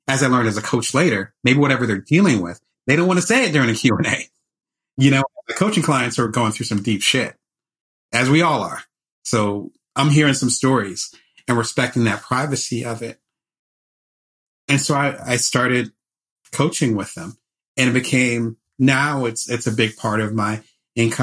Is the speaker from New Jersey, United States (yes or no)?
yes; Atlantic City, New Jersey, United States; now in Las Vegas, United States; I'm originally from Atlantic City. I live in Las Vegas now